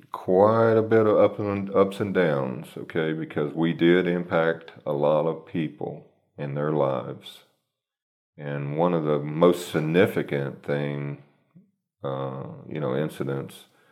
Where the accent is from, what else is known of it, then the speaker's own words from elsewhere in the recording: Texas, United States; I came from Texas, so believe me, there's a lot of companies that, you know, it's all about the almighty dollar